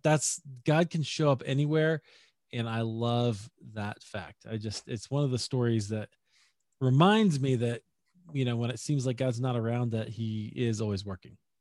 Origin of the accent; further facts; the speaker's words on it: Des Moines, Iowa, United States; moved away as an adult; also born or lived in Chicago; now in Denver, United States; I grew up in Des Moines, Iowa, actually. So that's my hometown.